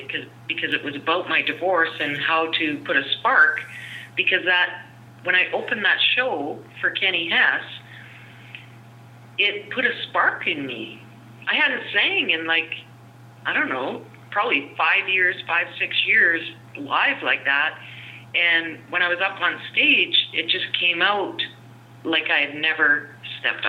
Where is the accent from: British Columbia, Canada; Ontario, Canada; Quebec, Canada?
British Columbia, Canada; Fernie; my hometown of Fernie